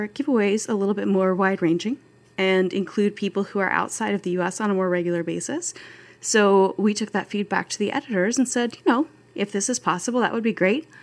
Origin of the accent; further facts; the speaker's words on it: Pacific Northwest, United States; I grew up in the Pacific Northwest where a hot summer day is approximately 78 degrees